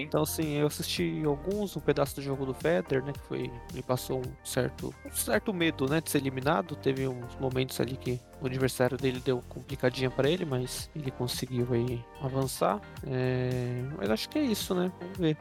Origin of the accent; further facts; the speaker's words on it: São Paulo, Brazil; a gente é de São Paulo